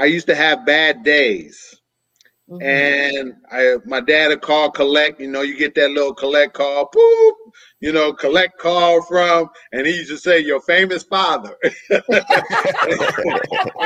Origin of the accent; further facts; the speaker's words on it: San Francisco, California, United States; moved away as an adult; now in Antioch, United States; I'm from San Francisco, California. Born and raised there all my life until I moved to the suburbs of Antioch, California.